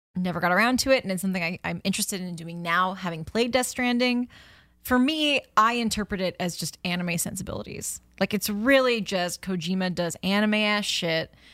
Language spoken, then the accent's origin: English; United States; me being an American